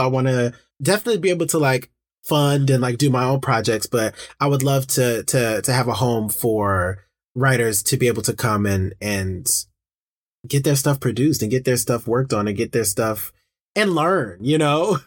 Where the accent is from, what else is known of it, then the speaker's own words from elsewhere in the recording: Detroit, Michigan, United States; growing up in Detroit, in my, in my community